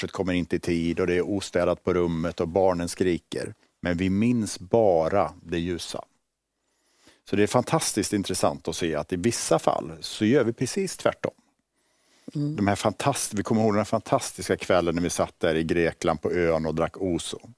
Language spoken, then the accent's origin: Swedish; Borås, Västra Götaland, Sweden; Jag växte upp i Borås, i liksom